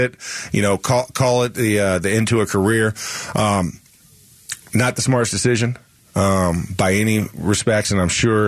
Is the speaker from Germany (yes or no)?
no; the South, United States; I'm from the South